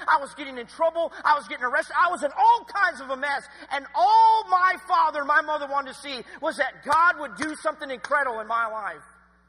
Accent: Kingsport, Tennessee, United States; also born or lived in Lynchburg, Virginia; My dad, we're from Kingsport, Tennessee, but my dad, he went to Liberty University, and I was born in Lynchburg, Virginia.

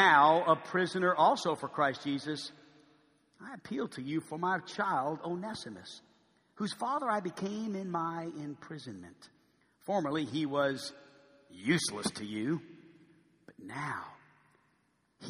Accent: New Orleans, Louisiana, United States; now in Arkansas, United States; I went back to my hometown

